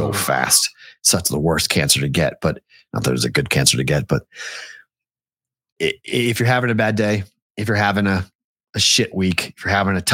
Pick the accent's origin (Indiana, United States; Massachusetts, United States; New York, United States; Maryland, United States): Massachusetts, United States; Boston; I'm from Boston